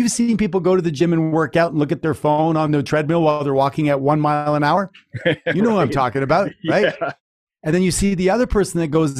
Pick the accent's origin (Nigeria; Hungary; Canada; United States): Canada; I'm from Canada